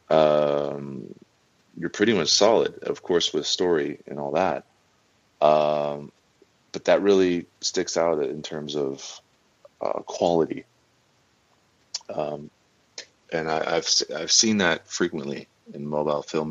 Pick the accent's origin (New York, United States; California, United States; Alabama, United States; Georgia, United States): California, United States; Los Angeles; born and raised in Los Angeles